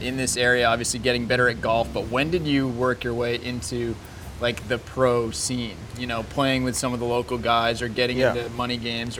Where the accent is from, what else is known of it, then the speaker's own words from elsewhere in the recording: Massachusetts, United States; now in Seattle, United States; I'm from Massachusetts.